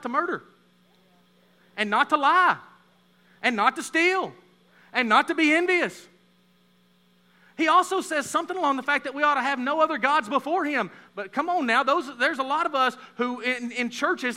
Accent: Texas, United States; moved away; I'm from Texas

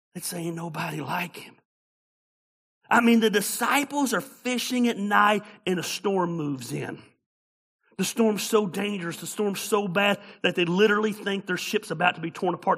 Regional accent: Tacula, Georgia, United States; I was born and raised in Tacula, Georgia.

